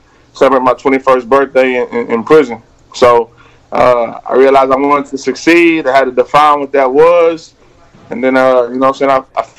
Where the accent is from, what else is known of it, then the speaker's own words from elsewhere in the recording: Houston, Texas, United States; I grew up in the trap. I'm from Houston. Down south, I grew up on Bushwick, a different Bushwick, you know what I'm saying